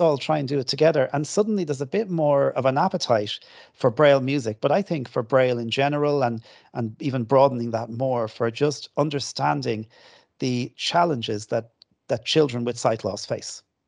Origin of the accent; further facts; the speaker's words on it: Kildare, Leinster, Ireland; also born or lived in Dublin; My parents live in Kildare, and I, I grew up in Kildare.